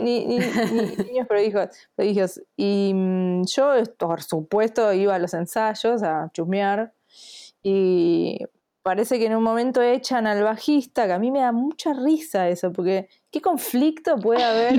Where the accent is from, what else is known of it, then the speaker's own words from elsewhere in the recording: Bernal, Buenos Aires Province, Argentina; yo eh, soy de Bernal.